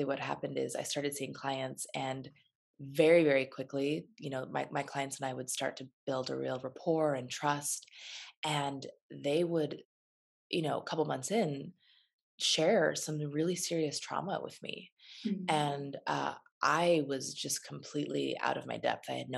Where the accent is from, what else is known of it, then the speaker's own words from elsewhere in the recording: Phelan, California, United States; also born or lived in Los Angeles, California; I grew up in a little tiny town in the desert called Phelan.